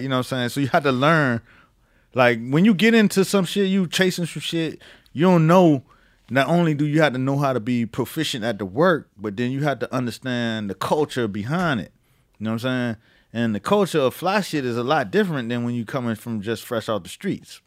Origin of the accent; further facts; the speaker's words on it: Miami, Florida, United States; moved away as an adult; also born or lived in New York; I'm from Miami